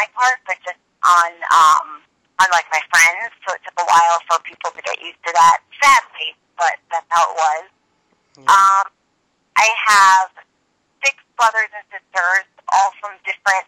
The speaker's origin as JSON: {"language": "English", "town": "Cleveland", "region": "Ohio", "country": "United States", "tie": "born or raised there", "moved": "as an adult", "lives_now": "New York City, United States", "said": "I grew up in Cleveland. It's, whatever. I got out of there as fast as I could, moved to New York City, and I've been here for 22 years"}